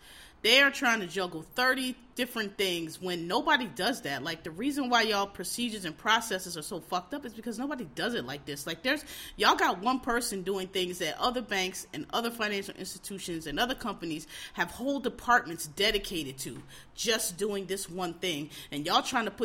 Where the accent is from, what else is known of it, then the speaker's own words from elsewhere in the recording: Philadelphia, Pennsylvania, United States; I'm from Philly